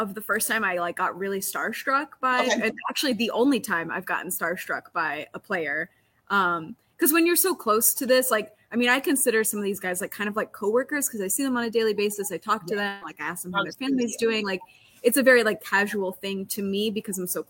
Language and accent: English; Florida, United States; moved away as an adult; also born or lived in Green Bay, Wisconsin; now in Atlanta, United States; I'm from Florida originally